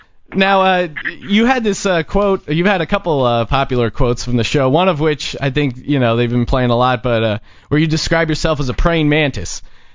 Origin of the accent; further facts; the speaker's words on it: East Coast, United States; I'm Irish myself. I grew up on the East Coast.